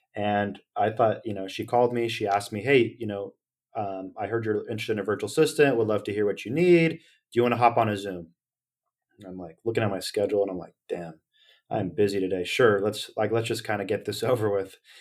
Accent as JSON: {"language": "English", "town": "Sacramento", "region": "California", "country": "United States", "said": "I'm from Sacramento"}